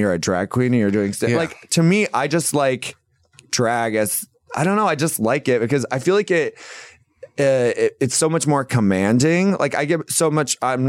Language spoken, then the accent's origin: English; Fort Pierce, Florida, United States; moved away as an adult; also born or lived in Tampa, Florida; now in Chicago, United States; I grew up on the East Coast in Fort Pierce, Florida.